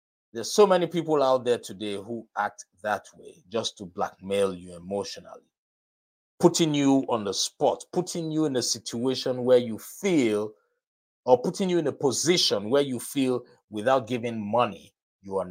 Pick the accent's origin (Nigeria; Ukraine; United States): Nigeria; moved away; Nigeria, my home country